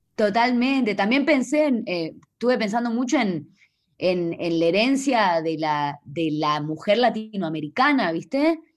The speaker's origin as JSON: {"language": "Spanish", "region": "Salta", "country": "Argentina", "moved": "yes", "said": "Yo soy eh, del, de Salta, del norte de Argentina"}